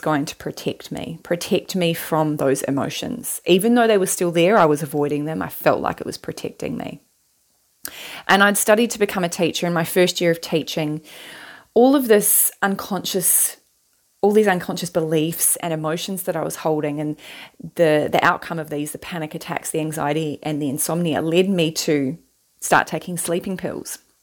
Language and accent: English; New Zealand; moved away as an adult; now in Western Australia, Australia; I'm originally from New Zealand and, and now I live in Western Australia, and I've lived here for eleven years now.